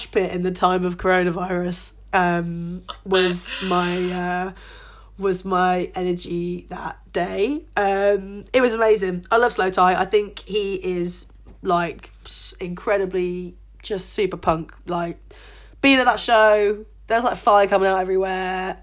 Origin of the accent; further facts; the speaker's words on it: United Kingdom; we're two British women, like my mum's American